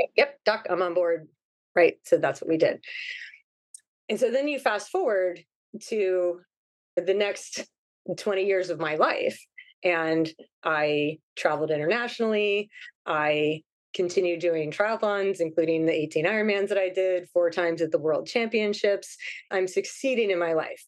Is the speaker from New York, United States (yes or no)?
no; Ohio, United States; moved away as an adult; now in Hawaii, United States; So I grew up in Ohio. I was born and raised there.